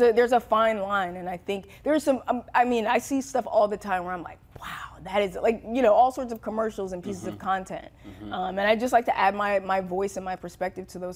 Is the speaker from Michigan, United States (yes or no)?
no; New Jersey, United States; We're both from New Jersey